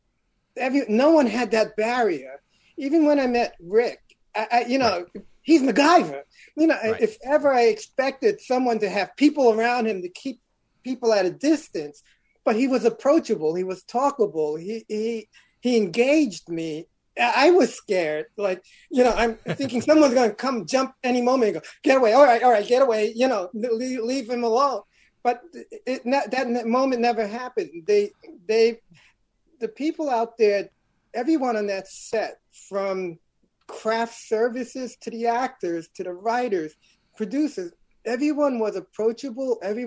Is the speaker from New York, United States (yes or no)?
yes; New York City, New York, United States; I'm originally from Brooklyn, New York, born in Bedford-Stuyvesant